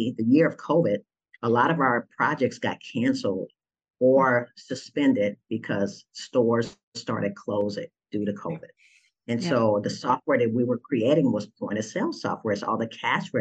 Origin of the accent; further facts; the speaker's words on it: Austin, Texas, United States; moved away as an adult; now in Atlanta, United States; my hometown of Austin